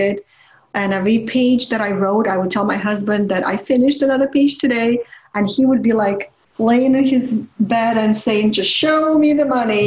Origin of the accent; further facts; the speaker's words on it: Ukraine; English is a second language; moved away as an adult; now in United States; I come from the Ukraine